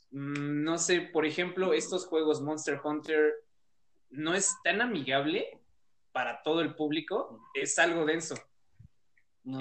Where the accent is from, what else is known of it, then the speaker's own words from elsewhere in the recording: Mexico; en México seguimos siendo muy reacios a aceptar la cultura japonesa